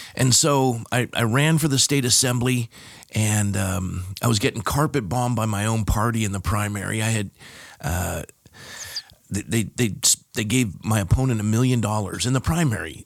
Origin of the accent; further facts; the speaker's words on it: Coronado, California, United States; moved away as an adult; also born or lived in Fresno, California; now in Thousand Oaks, United States; born and raised in San Diego, California, a town called Coronado